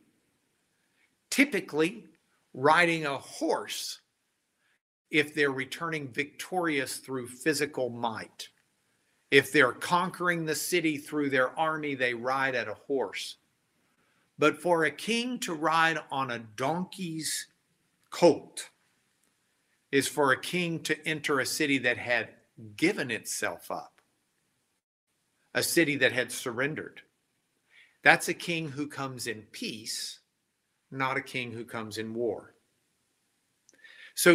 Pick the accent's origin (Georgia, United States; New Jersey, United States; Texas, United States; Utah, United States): Texas, United States; Lubbock; When I was growing up in Lubbock, Texas